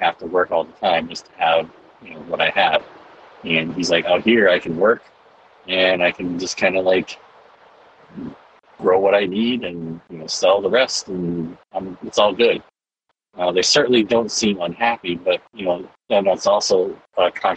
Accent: Wisconsin, United States; I'm born and raised in Wisconsin

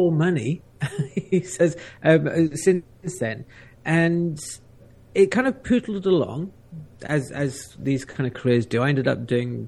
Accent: South Africa; I grew up in South Africa.

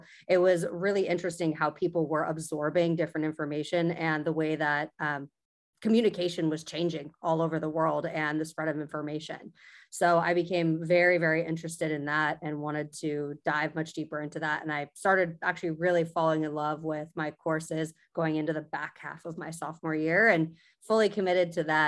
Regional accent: Sacramento, California, United States; No, I'm actually from Sacramento. So I'm born and raised in Northern California.

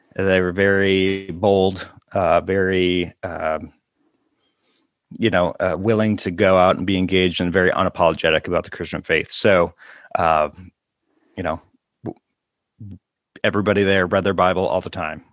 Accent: Brooklyn Park, Minnesota, United States; I grew up in Minneapolis suburbs, uh, Brooklyn Park, it's the name of the city

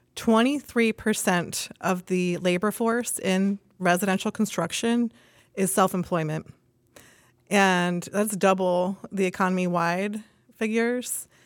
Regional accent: Reading, Pennsylvania, United States; I'm from Reading, Pennsylvania, actually, and I grew up in a construction family

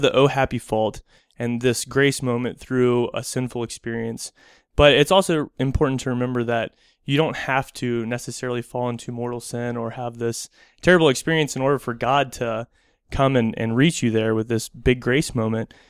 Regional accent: United States; being American

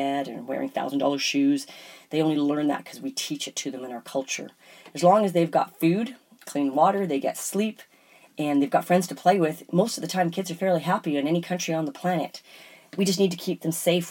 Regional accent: Canada; we definitely have a little bit different of a cultural mentality in Canada.

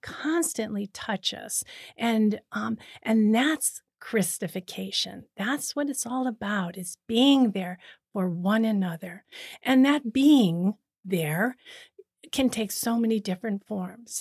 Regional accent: Cleveland, Ohio, United States; moved away as an adult; also born or lived in Boston, Massachusetts / Rome / Kenya; now in Toronto, Canada; I'm originally from the United States. I was born in Cleveland, Ohio

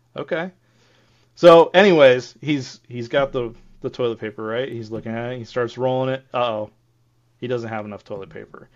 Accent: Ohio, United States; my hometown, we had this cemetery called Buck Cemetery, and I remember when I grew up

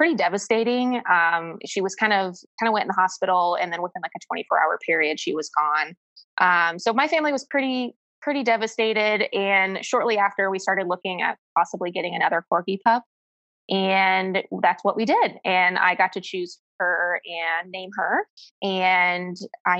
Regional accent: Ohio, United States; moved away; I'm originally from Ohio

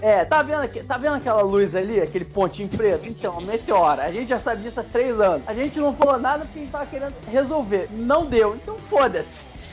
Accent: Rio de Janeiro, Brazil; como um bom carioca

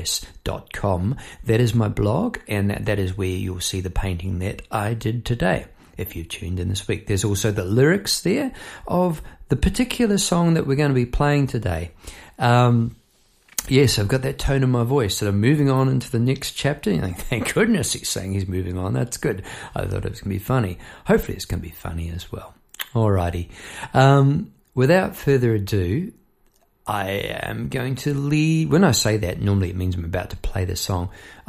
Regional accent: Melbourne, Victoria, Australia; I'm from Melbourne, Australia

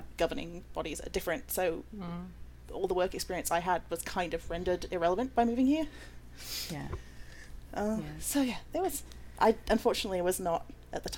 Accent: United Kingdom; moved away as an adult; now in United States; I am a British Cypriot that immigrated to America about, I don't know, 9 years ago now?

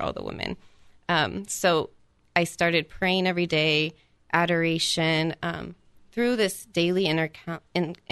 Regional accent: Columbus, Ohio, United States; moved away; I am actually from Columbus, Ohio

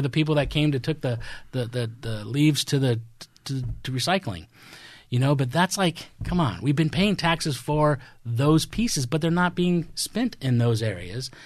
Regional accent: Midwest, United States; moved away; I'm from the Midwest. I have a different upbringing

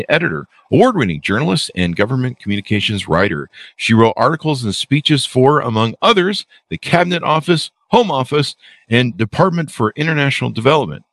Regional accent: United States; I'm a Yankee from America

